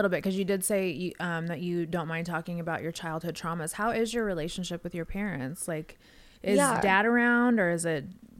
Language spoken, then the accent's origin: English; Las Vegas, Nevada, United States; growing up in Vegas, fucking underage drinking is like an everyday thing.